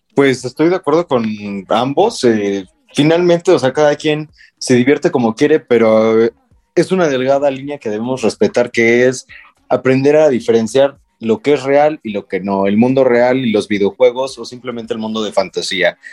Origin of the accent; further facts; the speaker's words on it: Mexico; como mexicano